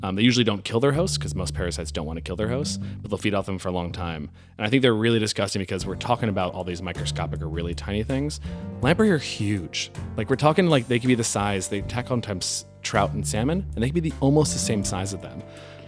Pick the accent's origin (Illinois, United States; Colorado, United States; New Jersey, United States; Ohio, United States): Illinois, United States; Chicago; moved away as an adult; also born or lived in San Francisco; now in Melbourne, Australia; I'm from Chicago